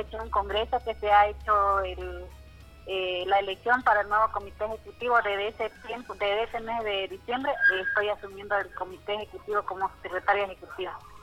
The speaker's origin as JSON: {"language": "Spanish", "region": "Beni", "country": "Bolivia", "moved": "yes", "lives_now": "La Paz, Bolivia", "said": "yo soy del Beni"}